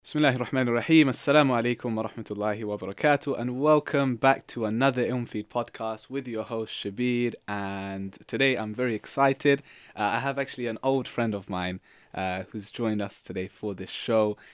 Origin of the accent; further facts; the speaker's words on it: London, United Kingdom; from London